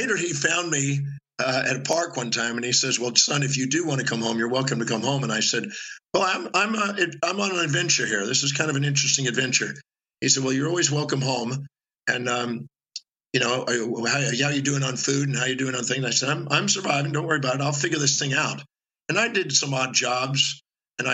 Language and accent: English; Houston, Texas, United States; also born or lived in Richmond, Texas; I made it through elementary school with the help of those three kids and a couple other ones. And then I moved from Houston, Texas to Richmond, Texas